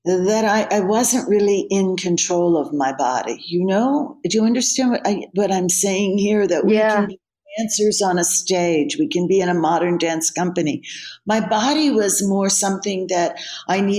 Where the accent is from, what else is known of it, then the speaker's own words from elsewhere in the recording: Delaware, United States; now in California, United States; I grew up in a little state called Delaware as a child.